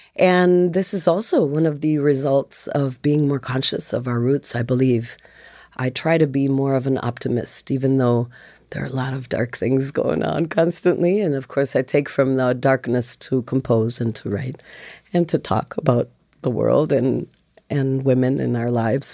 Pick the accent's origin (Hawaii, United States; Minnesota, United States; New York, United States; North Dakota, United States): Minnesota, United States; accent: Midwest; also born or lived in Oaxaca, Mexico; I grew up in Minnesota as well